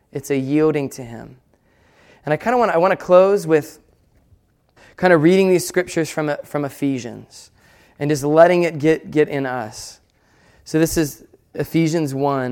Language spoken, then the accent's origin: English; United States; we're American